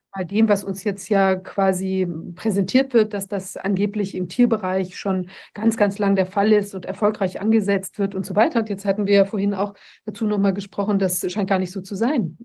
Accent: Mecklenburg-Vorpommern, Germany; bei uns in Mecklenburg

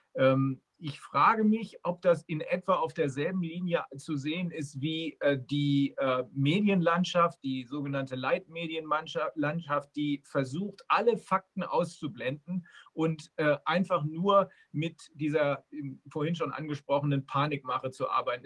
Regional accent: Germany; hier bei uns in Deutschland

